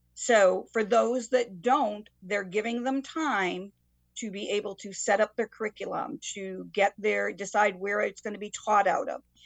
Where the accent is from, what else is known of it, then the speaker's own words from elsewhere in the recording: Waterbury, Connecticut, United States; I grew up in Waterbury